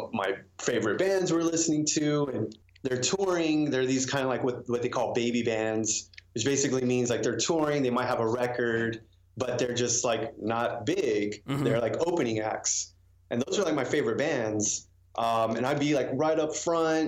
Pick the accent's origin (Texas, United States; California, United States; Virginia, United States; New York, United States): Texas, United States; San Antonio; now in Austin, United States; I moved to Austin from San Antonio, native Texan